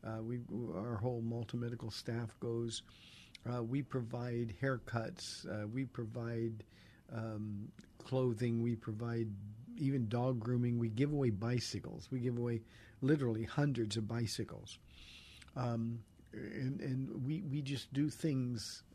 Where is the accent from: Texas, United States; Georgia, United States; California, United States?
California, United States; Southern; I grew up in Southern California, and we go to Venice Beach regularly